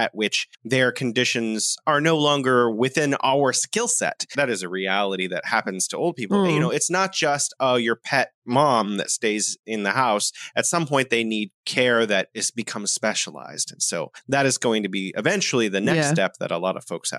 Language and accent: English; United States; now in China; as an American